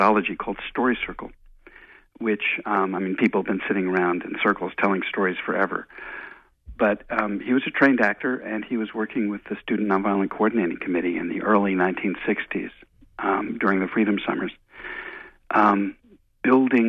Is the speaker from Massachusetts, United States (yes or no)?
no; outside New York, United States; moved away as an adult; also born or lived in Chicago; I grew up outside New York and went to school in Chicago